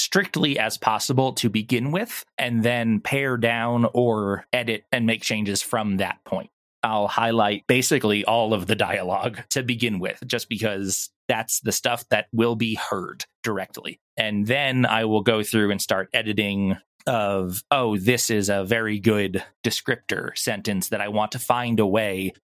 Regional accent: Long Island, New York, United States; also born or lived in Florida; now in Texas, United States; I'm originally from New York on Long Island

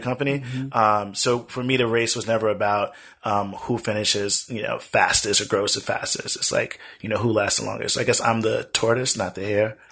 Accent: United States; We've been here for over eight generations, mm-hmm. at least eight generations I can document. I'm more American than most people are American.

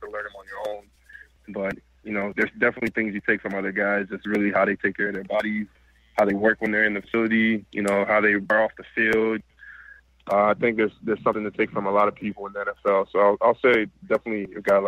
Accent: Washington, District of Columbia, United States; moved away as an adult; also born or lived in Atlanta, Georgia / Nigeria; now in Los Angeles, United States; I was originally from Washington, D.C., and I went to school in Atlanta.

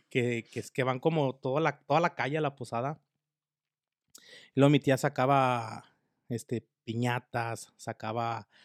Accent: Mexico; born or raised there; now in United States

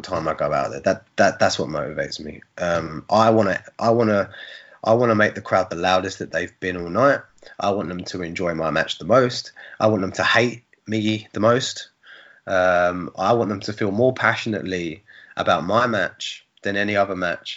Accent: Bournemouth, South West England, United Kingdom; it was in my hometown.

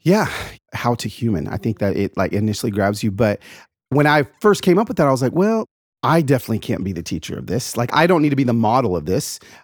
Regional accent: Atlanta, Georgia, United States; also born or lived in East Los Angeles, California; I grew up in the South, in Atlanta, Georgia. I was born in East L

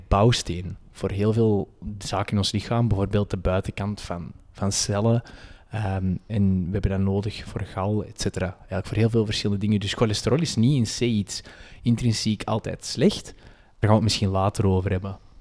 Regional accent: Antwerp, Flanders, Belgium; accent: Antwerps; wij gezegend zijn met een prachtig Antwerps accent.

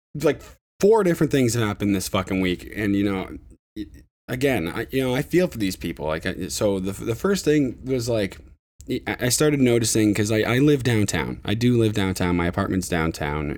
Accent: Ontario, Canada; my hometown

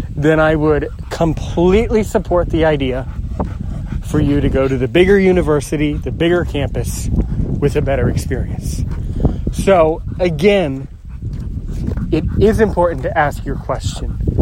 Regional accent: United States; I'm American and I live somewhere in the United States near Washington, D.C.

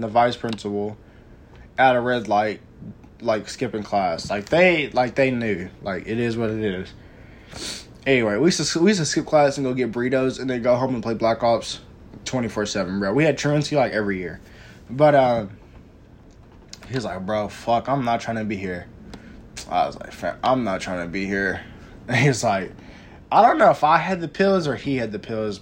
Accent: Texas, United States; I'm from Texas

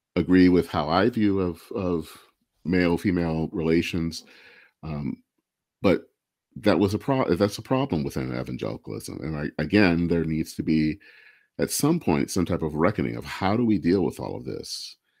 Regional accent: Michigan, United States; I hail from Michigan

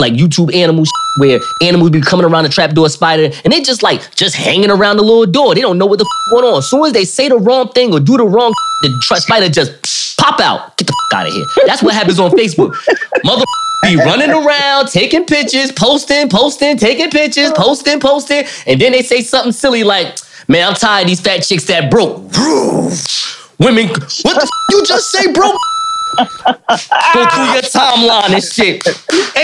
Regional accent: Newark, New Jersey, United States; I'm from I'm from Newark, New Jersey

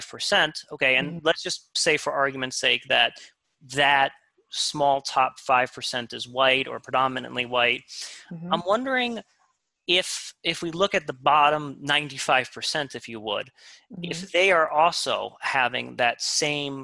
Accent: New York City, New York, United States; I grew up in Queens

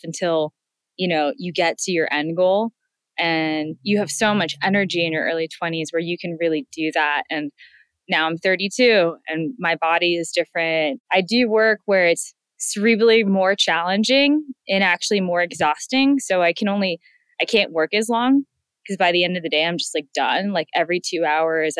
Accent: San Francisco, California, United States; I grew up in San Francisco

